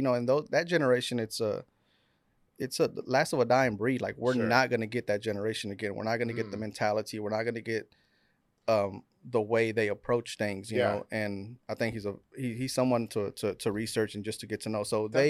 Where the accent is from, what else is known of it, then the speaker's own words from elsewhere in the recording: Waco, Texas, United States; Yeah, so we're from South Waco. Yeah. We our neighbors were South Terrace. So growing up, you know, I had a lot of black friends, and that black culture sort of.